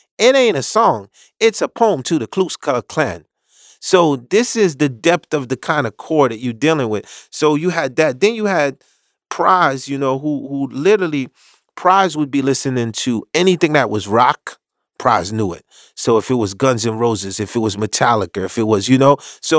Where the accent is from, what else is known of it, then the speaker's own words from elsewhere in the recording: Haiti; The once again, I came from Haiti.